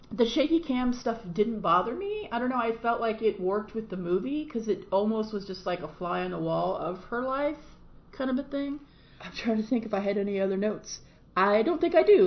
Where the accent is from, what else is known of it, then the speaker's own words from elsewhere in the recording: United States; I am an American and I live in this country